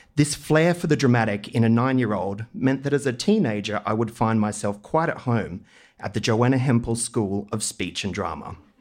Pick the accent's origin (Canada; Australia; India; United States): Australia; Maroochydore, Queensland; I grew up in Queensland's Sunshine Coast in the eighties.